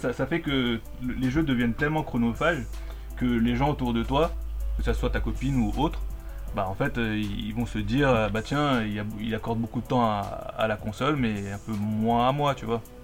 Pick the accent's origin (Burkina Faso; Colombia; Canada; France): Colombia; moved away; en Colombie, là d'où je viens